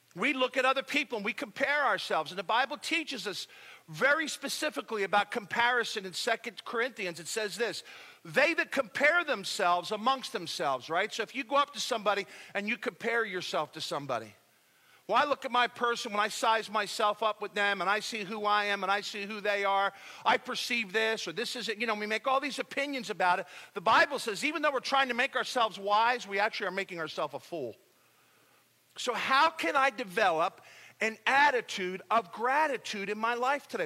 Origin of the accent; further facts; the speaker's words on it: United States; we're from the United States of America